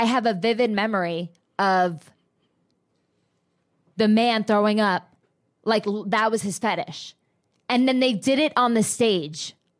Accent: New Jersey, United States; I was from Jersey.

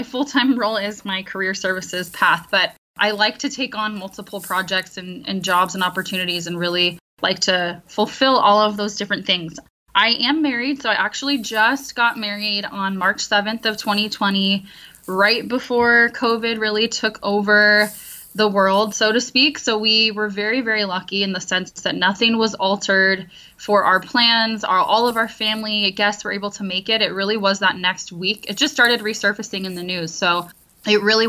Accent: San Diego, California, United States; also born or lived in Midwest; now in Orange County, United States; I am from Southern California, San Diego

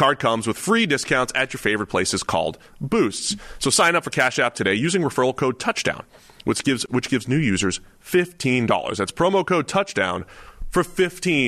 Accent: Boston, Massachusetts, United States; moved away as an adult; now in Cincinnati, United States; really from Boston

